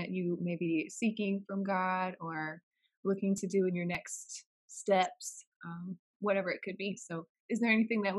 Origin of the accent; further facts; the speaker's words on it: Augusta, Georgia, United States; I'm not from North Augusta. I'm from Augusta, Georgia, but is where my family is from. My family's military army background.